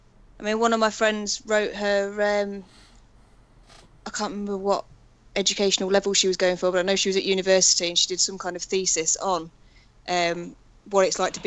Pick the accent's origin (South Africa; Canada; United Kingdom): United Kingdom; being British